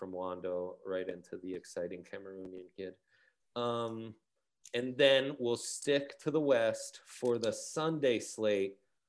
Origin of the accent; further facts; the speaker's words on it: Milan, Lombardy, Italy; those are my my crosstown rivals where I grew up in Milan.